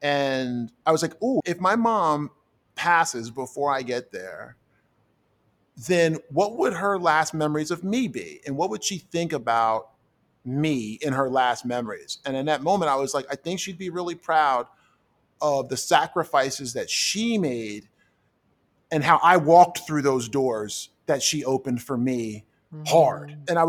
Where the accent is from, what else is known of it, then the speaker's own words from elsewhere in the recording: New Jersey, United States; I grew up in South Jersey, lower middle class, mother and father kind of thing.